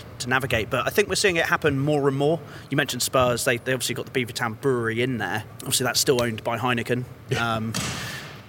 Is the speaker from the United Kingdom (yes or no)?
yes; Reading, South East England, United Kingdom; growing up in Reading